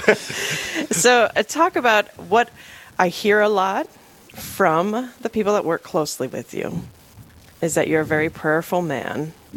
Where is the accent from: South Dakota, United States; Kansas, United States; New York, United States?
South Dakota, United States; Rapid City; I'm originally from Rapid City, born and raised